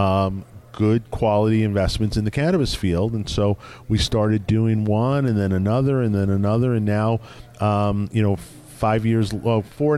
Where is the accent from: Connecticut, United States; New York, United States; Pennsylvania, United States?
New York, United States; I grew up in New York